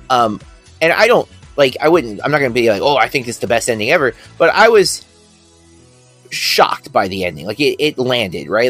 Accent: United States; me being American

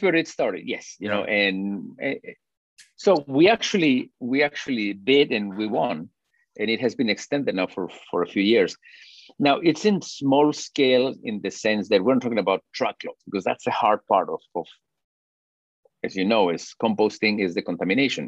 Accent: Peru; moved away as an adult; now in Fort Worth, United States; I'm originally from Peru and my wife is from Chile

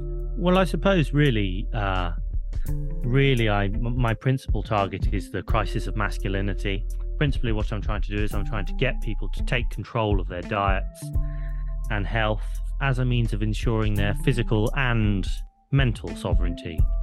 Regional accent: Canada; we are Canadian

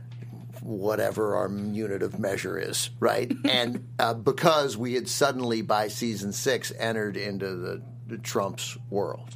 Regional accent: Washington, District of Columbia, United States; I grew up in Washington, D.C.

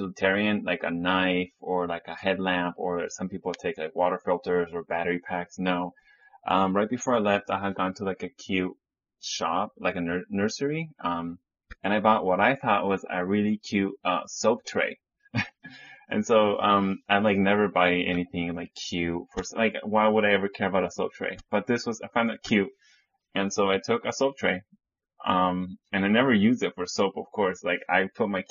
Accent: Chile; now in United States; So I grew up in Chile. My mom is from the United States and my dad's from Bolivia

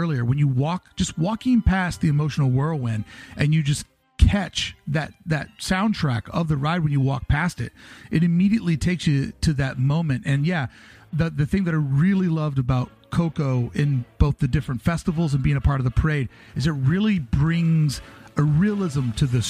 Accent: Kentucky, United States; moved away; I'm originally from Kentucky

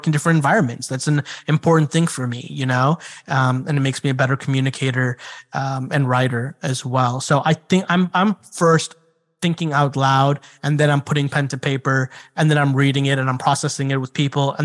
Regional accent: Chicago, Illinois, United States; moved away; also born or lived in South Carolina; I've got a group of friends that I've known since I was like 8 years old, 7 years old. And we grew up together in Chicago

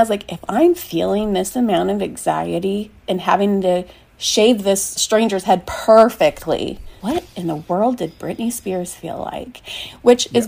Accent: Kansas City, United States; I'm from Kansas City

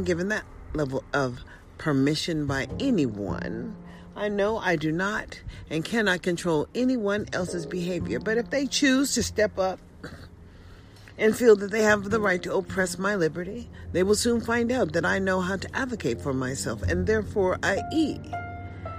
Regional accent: United States; as an American citizen

